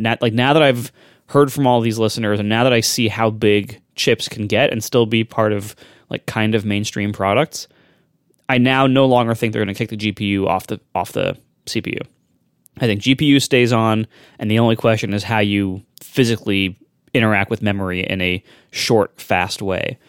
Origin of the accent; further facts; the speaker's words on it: Ohio, United States; I'm from Ohio, too. I get it. Just not that part of Ohio